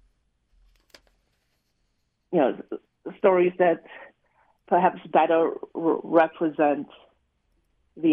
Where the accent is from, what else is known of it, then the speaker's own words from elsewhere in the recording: Singapore; moved away; I grew up in Singapore